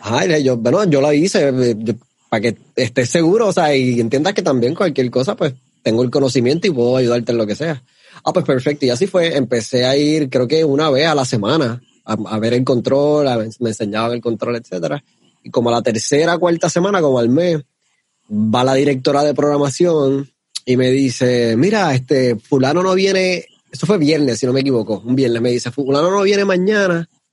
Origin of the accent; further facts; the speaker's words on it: Ponce, Puerto Rico; Yo nací en Ponce, sea, eh, somos de Ponce